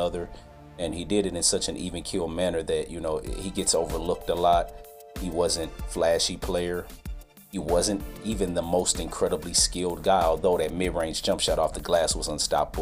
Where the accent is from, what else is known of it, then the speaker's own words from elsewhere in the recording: Indianapolis, Indiana, United States; moved away; also born or lived in Fairbanks, Alaska; Indiana Pacers, my hometown squad